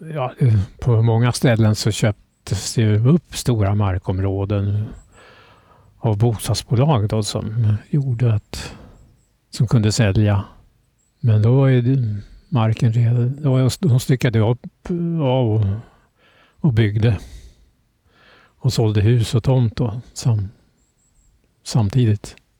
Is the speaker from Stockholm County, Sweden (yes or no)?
yes; Södertälje, Stockholm County, Sweden; also born or lived in Norröra; Och det är där jag är uppväxt, i Södertälje